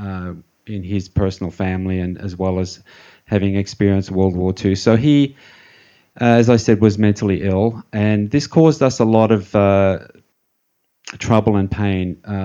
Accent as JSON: {"language": "English", "town": "Melbourne", "region": "Victoria", "country": "Australia", "tie": "born or raised there", "said": "I was born in Melbourne, Australia, where I am now. That was back in 61. I grew up in the suburbs there, nothing unusual"}